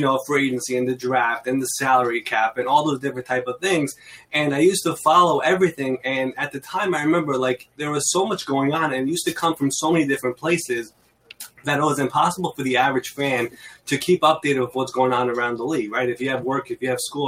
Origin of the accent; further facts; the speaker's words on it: New York City, New York, United States; I'm from New York. I've been in Queens, New York my entire life, actually.